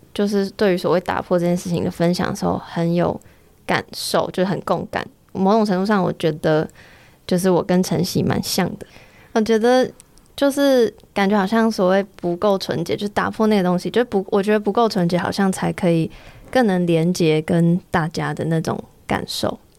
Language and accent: Chinese; Taiwan; 身为台湾人很骄傲